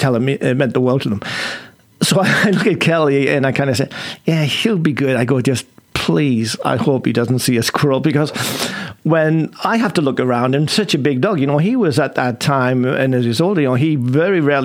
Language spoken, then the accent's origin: English; England, United Kingdom; moved away; you can probably tell I'm English.